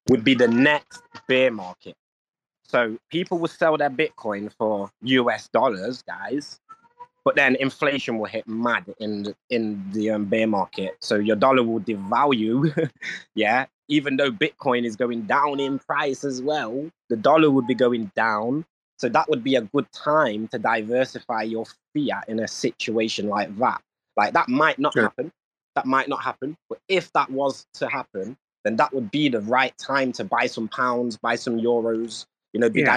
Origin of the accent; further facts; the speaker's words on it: England, United Kingdom; I'm from England